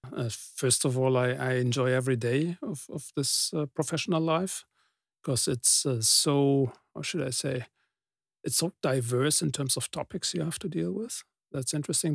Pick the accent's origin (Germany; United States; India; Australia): Germany; I'm coming from Germany